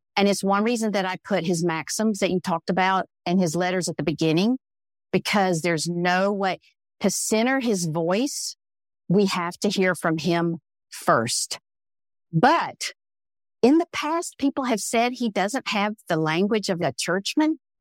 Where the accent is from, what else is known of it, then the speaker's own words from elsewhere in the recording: the South, United States; growing up in the South as a brown woman